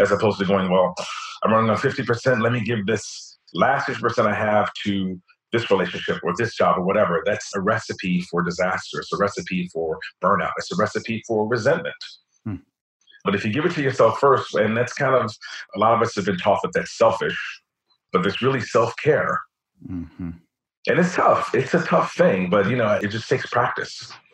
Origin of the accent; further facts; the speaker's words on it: Cincinnati, Ohio, United States; now in New York, United States; I grew up in Walnut Hills, right off of Gilbert Avenue